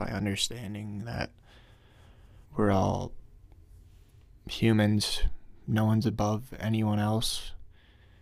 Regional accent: Glen Rock, New Jersey, United States; I grew up in Glen Rock, New Jersey, one of the safest neighborhoods in probably in the entire country.

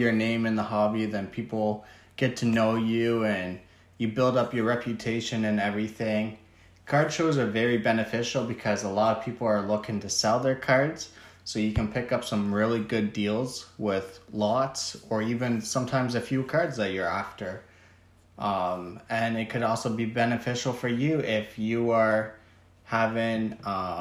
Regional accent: Canada; I'm from Canada

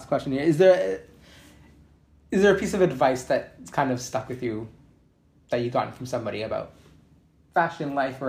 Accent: Canada; moved away as an adult; now in Australia; my parents are Italian. I'm Canadian, but my parents are Italian.

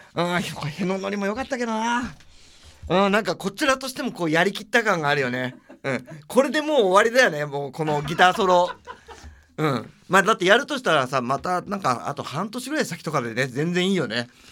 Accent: Tokyo, Japan; 俺は東京生まれ東京育ちなんですよ

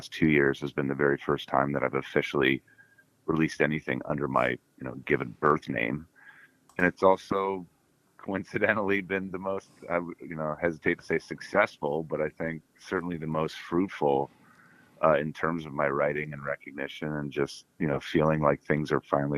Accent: Oshawa, Ontario, Canada; I was working on the air in my hometown of Oshawa, Ontario

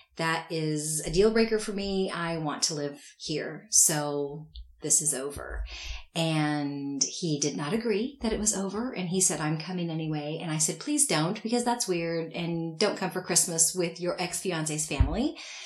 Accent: the Ozarks, United States; also born or lived in Mountain Grove, Missouri / Tulsa, Oklahoma / Indonesia; I grew up in the Ozarks. I am not from a very healthy family.

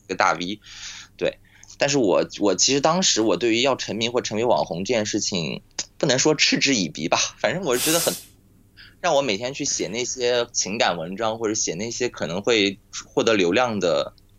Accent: Nantong, Jiangsu, China; now in Shanghai, China; 我老家是在，呃，南通嘛，然后我们家现在上海

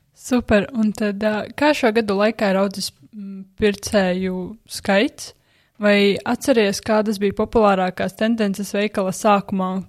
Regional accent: Aizkraukle, Aizkraukle Municipality, Latvia; es pati neesmu no Rīgas. Esmu no aizkrauklas, kas ir diezgan tālu no Rīgas

